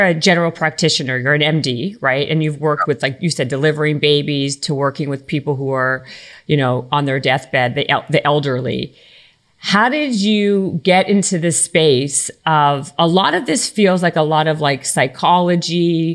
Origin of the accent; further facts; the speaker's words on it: Canada; And we're both Canadian.